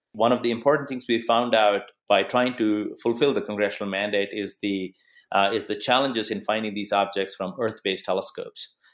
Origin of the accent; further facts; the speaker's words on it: Arizona, United States; my home state of Arizona